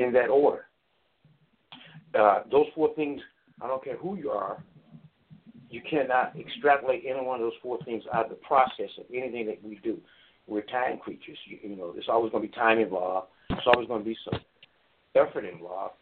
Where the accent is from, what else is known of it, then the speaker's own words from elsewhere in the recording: Chicago, Illinois, United States; We grew up in the south suburbs. We had a wonderful upbringing. I went to school out here, so I'm familiar with the city, the suburbs as well as the city. And so I really enjoyed my childhood and growing up in the Chicagoland area